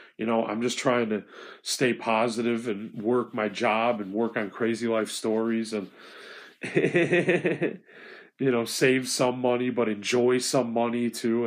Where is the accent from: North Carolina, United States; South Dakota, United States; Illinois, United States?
Illinois, United States; I'm a guy from Illinois